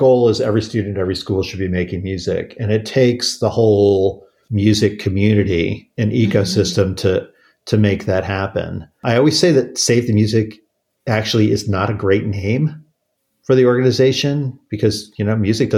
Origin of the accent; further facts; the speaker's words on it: Washington, District of Columbia, United States; grew up in the Washington, D.C. area in the 1980s